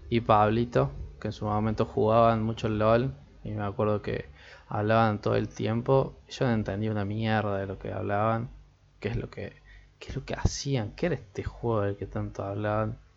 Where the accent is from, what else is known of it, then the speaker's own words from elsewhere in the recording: Argentina; porque como soy de Argentina, es la liga que tenemos nosotros, la liga nacional